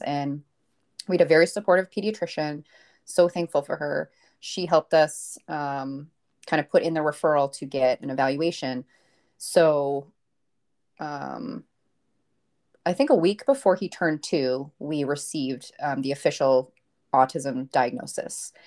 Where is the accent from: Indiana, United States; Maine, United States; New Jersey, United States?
Maine, United States; I'm from Maine. Um, my dad is from Maine. My mom is actually an immigrant from Bolivia. So I grew up in, like, a bilingual household